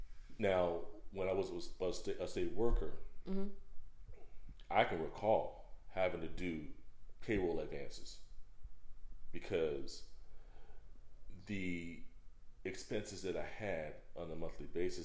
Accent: Bay Area, California, United States; moved away; And in California, in where I was from the Bay Area.

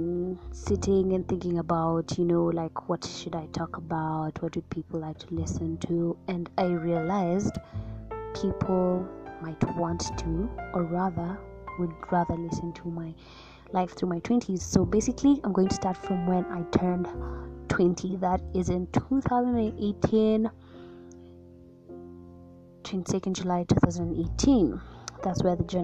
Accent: Nairobi, Kenya; moved away as an adult; now in Eldoret, Kenya; I'm from Nairobi, Kenya

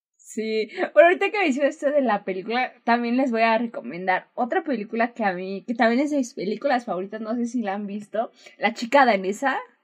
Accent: Mexico; somos mexicanos

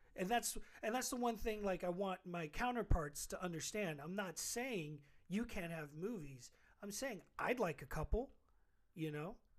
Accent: New York City, New York, United States; I'm from Queens. Mm-hmm. So I, I felt really proud of just being from Queens

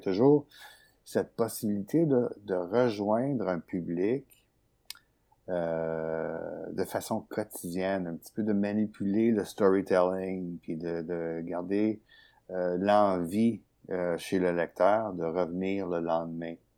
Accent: Sherbrooke, Quebec, Canada; je suis né à Sherbrooke, dans les cantons de l'Est.

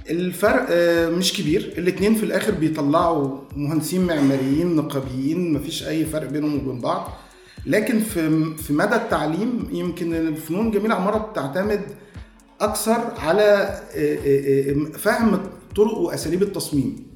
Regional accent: Heliopolis, Cairo Governorate, Egypt; born there; انا مواليد 1980 آه، من مواليد مصر الجديده

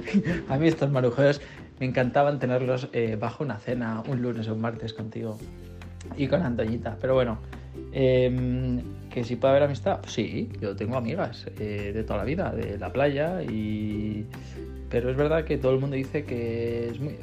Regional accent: Chihuahua, Mexico; soy de México, para ser exacto de Chihuahua

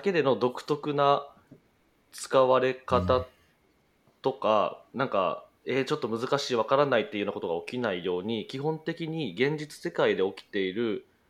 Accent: Kumamoto, Japan; moved away as an adult; also born or lived in Kyoto; 熊本生まれです

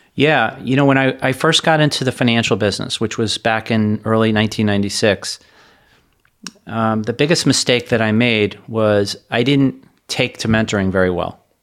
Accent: Hollywood, Florida, United States; also born or lived in Parkland, Florida / New York City; I grew up in Hollywood, Florida

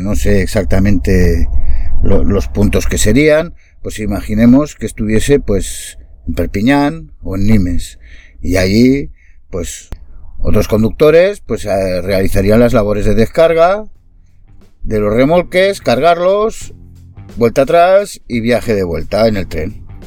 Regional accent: Castellón de la Plana, Valencian Community, Spain; Nosotros somos de Castellón

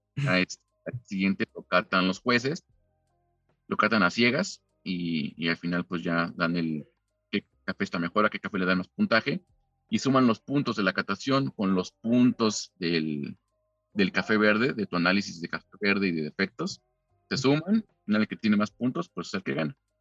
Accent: Mexico; yo soy mexicano

